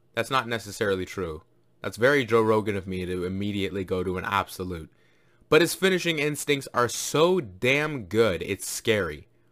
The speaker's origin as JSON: {"language": "English", "country": "Jamaica", "said": "I'm Jamaican as well"}